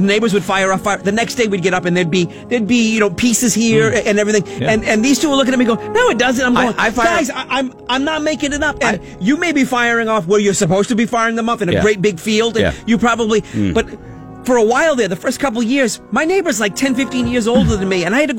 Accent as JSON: {"language": "English", "town": "Barrington", "country": "United States", "tie": "born or raised there", "said": "I grew up in Barrington."}